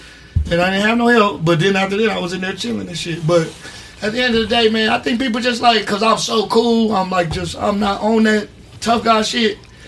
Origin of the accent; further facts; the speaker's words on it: Gardena, California, United States; also born or lived in Compton / Watts / Sacramento; I grew up in Gardena, Compton, Watts, Sacramento. I grew up in a lot of motherfucking places.